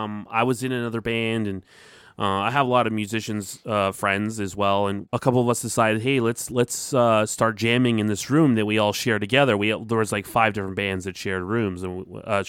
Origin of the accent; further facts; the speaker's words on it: Mississauga, Ontario, Canada; my hometown, Mississauga